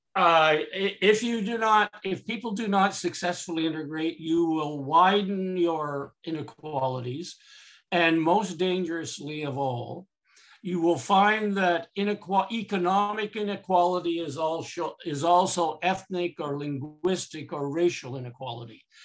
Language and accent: English; Canada; I'm too Canadian